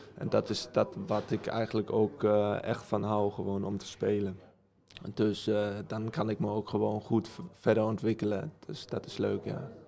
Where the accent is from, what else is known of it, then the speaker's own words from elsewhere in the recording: Germany; accent: German; Dutch is a second language; Ja, ik woonde mijn hele leven in Duitsland. mijn ouders zijn beide dan Nederlands. Ehm, en ik ben ook in Duitsland geboren.